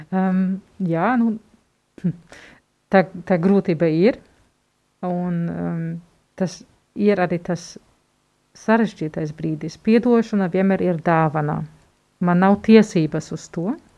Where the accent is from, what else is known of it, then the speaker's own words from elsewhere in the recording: Germany; moved away; Esmu vāciete.